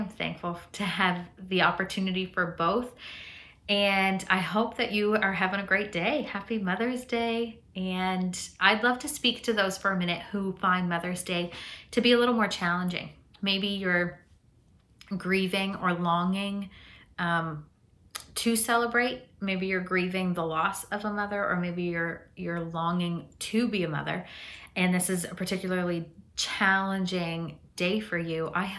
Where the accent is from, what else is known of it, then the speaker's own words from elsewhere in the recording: Chihuahua, Mexico; born there; I grew up in a Mennonite culture. I was born in Chihuahua, Mexico.